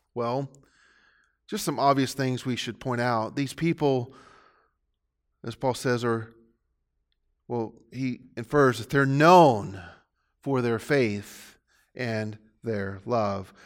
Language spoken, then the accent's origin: English; Pasadena, Texas, United States; I got tired of trying to defend the town that I grew up in. Most of what people knew about the city of Pasadena was that it was polluted